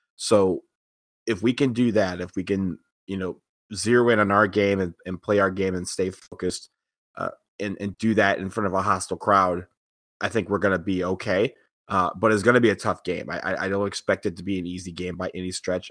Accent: Detroit, Michigan, United States; moved away; my hometown

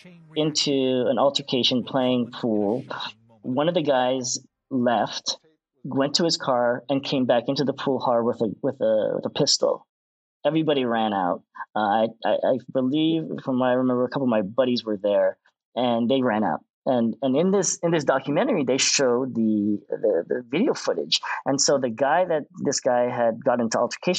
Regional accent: Orange County, California, United States; growing up in Orange County

